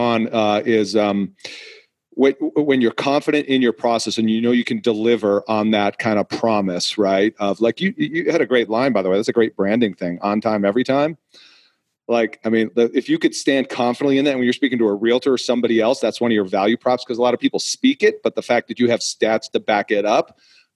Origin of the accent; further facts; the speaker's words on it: New England, United States; moved away; I'm from New England originally.